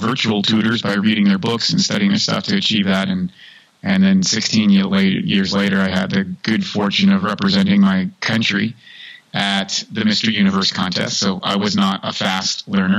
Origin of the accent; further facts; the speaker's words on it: Canada; I grew up in Canada